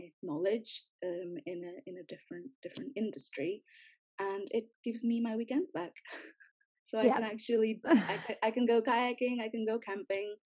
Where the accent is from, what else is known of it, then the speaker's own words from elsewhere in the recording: Newcastle upon Tyne, North East England, United Kingdom; moved away as an adult; also born or lived in Sweden; I'm from Newcastle, but because I'm brown-skinned, people always want to know, so I am Indian.